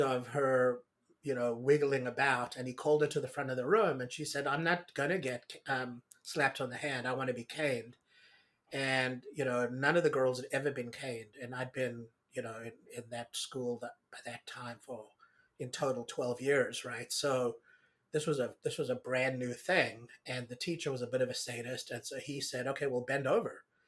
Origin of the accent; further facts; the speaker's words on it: South Africa; I grew up in South Africa